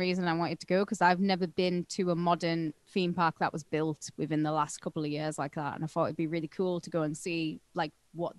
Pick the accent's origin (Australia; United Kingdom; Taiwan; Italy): United Kingdom; The fact that it was free to me as a British person